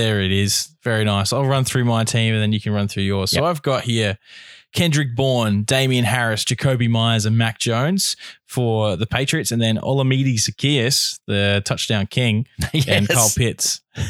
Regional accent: Australia; It's where all the Australians can play. So we are Australian, so we talk about DraftStars.

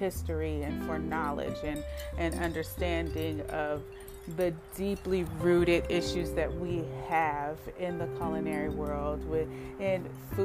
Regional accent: Oakland, California, United States; me growing up in Oakland

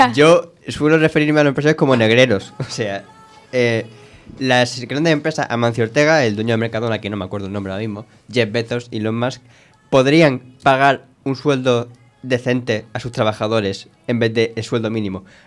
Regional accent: Spain; somos europeos, mediterráneos, de España

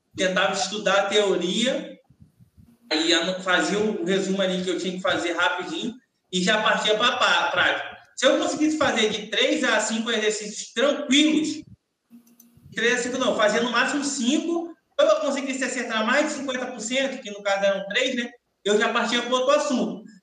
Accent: Salvador, Bahia, Brazil; moved away; como eu saí de Salvador tem muito tempo, meus pais não moram mais em Salvador

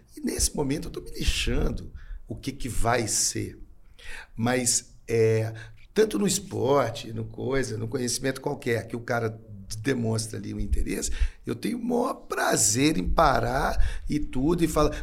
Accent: Belo Horizonte, Minas Gerais, Brazil; sou de Belo Horizonte.

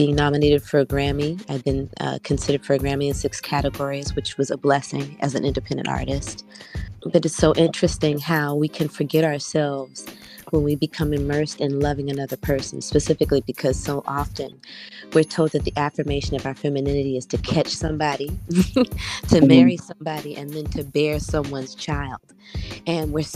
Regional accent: Washington, District of Columbia, United States; I'm from Washington, D.C., by way of Ghana, West Africa, a proud graduate of Duke Ellington School of Performing Arts

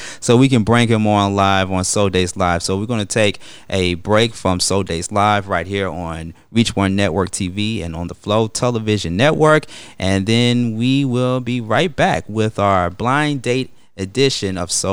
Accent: United States; a person who was born here in America

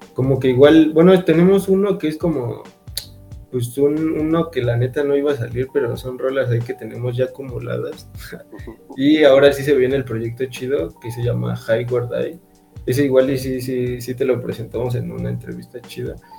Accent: Ecatepec, State of Mexico, Mexico; yo soy de Catepec

